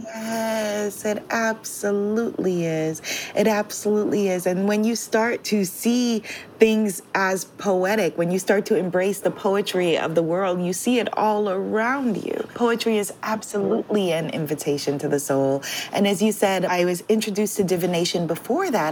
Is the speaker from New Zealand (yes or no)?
no; New York City, New York, United States; moved away as an adult; now in Guyana; in New York City